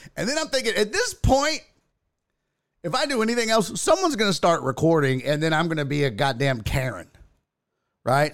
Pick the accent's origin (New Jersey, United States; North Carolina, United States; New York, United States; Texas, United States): Texas, United States; I'm from Texas